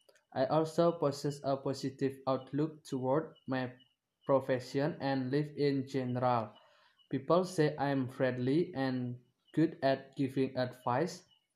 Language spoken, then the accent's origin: English; Gianyar, Bali, Indonesia; English is a second language; I am 20 years old. I'm come from Gianyar and I live in Kedisan Village, Tegalalang District.